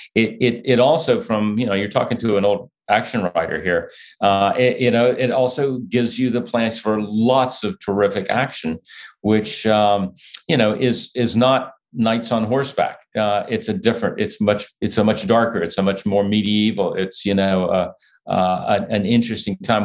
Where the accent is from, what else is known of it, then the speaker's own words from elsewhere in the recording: United States; I'm an American